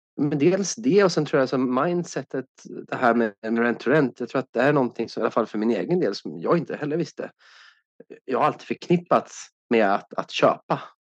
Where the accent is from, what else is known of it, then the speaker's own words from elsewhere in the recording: Sweden; som svensk